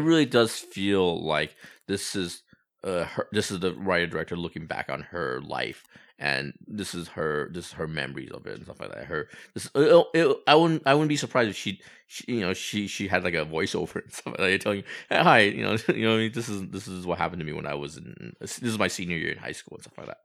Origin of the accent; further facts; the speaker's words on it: Walnut / Hacienda Heights, Los Angeles area, California, United States; Do I say I'm from Walnut? Am I, am I from Hacienda Heights? No, I, I say I'm from Los Angeles